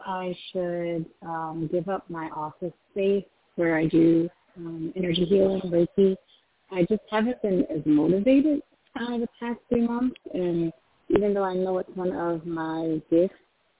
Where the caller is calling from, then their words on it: Baltimore, Maryland, United States; from Baltimore.